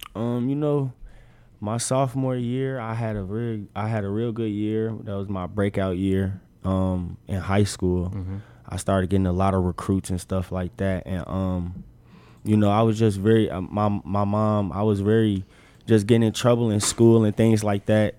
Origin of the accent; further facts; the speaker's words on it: Chicago, Illinois, United States; moved away as an adult; also born or lived in Arizona; now in Nebraska, United States; where I'm from, I'm from Chicago